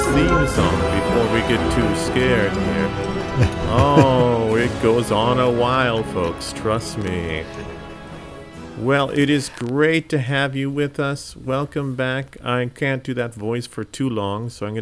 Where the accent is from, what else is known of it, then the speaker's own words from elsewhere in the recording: Arcadia, California, United States; also born or lived in Monterey, California; I'm from a suburb of Los Angeles, California, called Arcadia